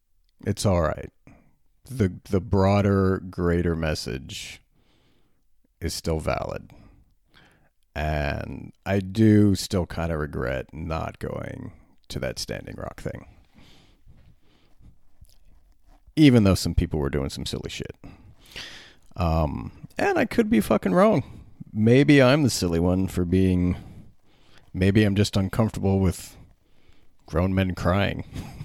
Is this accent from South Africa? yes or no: no; Berlin, Germany; When I was 14, growing up in Berlin, I was a little fat kid, a little long-haired, red-headed fat kid.